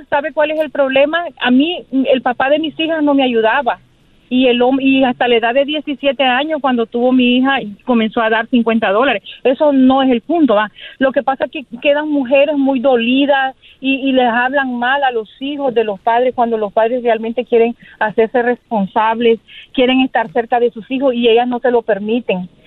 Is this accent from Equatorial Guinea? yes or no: no; Nicaragua; Yo soy nicaragüense.